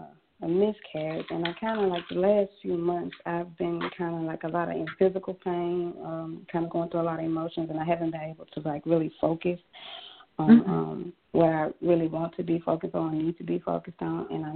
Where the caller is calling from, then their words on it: Jackson, Mississippi, United States; I'm calling from Mississippi.